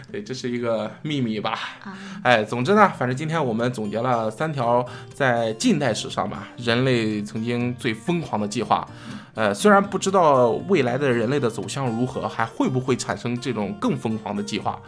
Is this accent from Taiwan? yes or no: no; China; 其实对于我们中国人来说